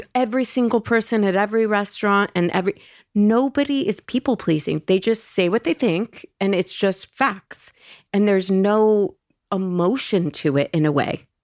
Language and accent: English; Los Angeles, California, United States; in Los Angeles